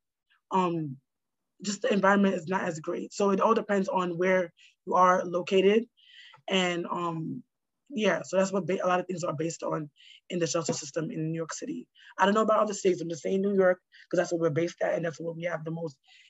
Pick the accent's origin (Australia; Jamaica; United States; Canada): Jamaica; I'm Jamaican. We eat a lot of, you know, stuff, spices.